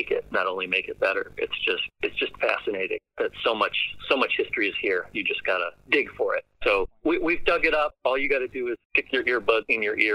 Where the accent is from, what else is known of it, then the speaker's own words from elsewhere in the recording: Canandaigua, New York, United States; I mean, our, our personal connection is we're from we're from Canandaigua.